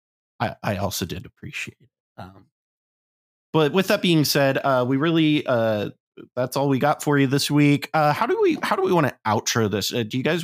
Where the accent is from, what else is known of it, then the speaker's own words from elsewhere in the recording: Columbus, Ohio, United States; moved away; to be in Columbus, to be in my hometown